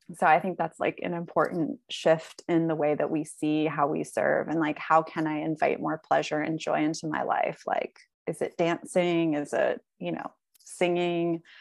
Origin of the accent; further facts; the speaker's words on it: the South, United States; I live in the South, like, growing up in the South